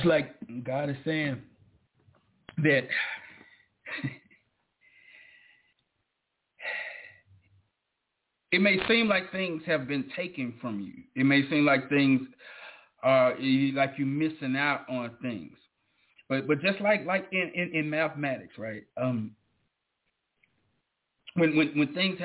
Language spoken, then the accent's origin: English; the South, United States; I'm from down south.